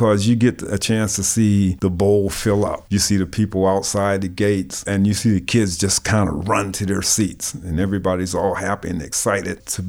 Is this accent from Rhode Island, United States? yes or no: no; McKeesport, Pennsylvania, United States; moved away as an adult; also born or lived in Hill District, Pittsburgh; now in Pittsburgh, United States; it was a lot like growing up in McKeesport